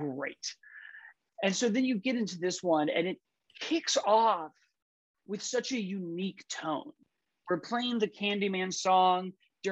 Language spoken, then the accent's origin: English; Chicago, Illinois, United States; I'm from Chicago.